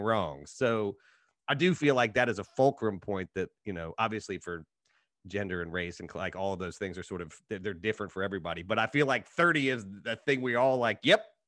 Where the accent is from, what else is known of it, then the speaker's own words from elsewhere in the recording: Appalachia, United States; I'm from Appalachia